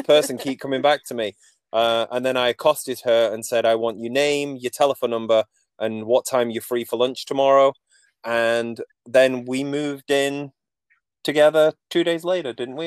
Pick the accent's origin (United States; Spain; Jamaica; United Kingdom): United Kingdom; Manchester, North West England; moved away as an adult; now in Canada; I'm not from Nova Scotia, as you can probably tell from my accent. Um, so I grew up in uh, Manchester, England.